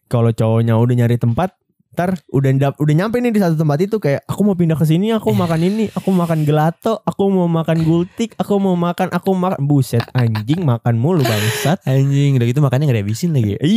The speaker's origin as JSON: {"language": "Indonesian", "town": "East Jakarta", "region": "Jakarta", "country": "Indonesia", "said": "Jadi kalau Jaksel itu yang gue tahu nih sebagai pandangan gue anak Jaktim abis nih eh pacarannya tuh biasanya ya selain candlelight dinner tuh kayak ke coffee shop."}